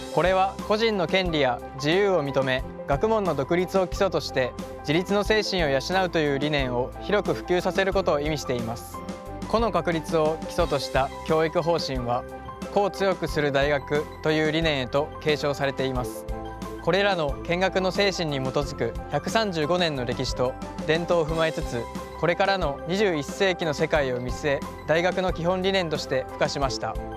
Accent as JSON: {"language": "Japanese", "region": "Gifu", "country": "Japan", "tie": "born or raised there", "said": "岐阜出身の"}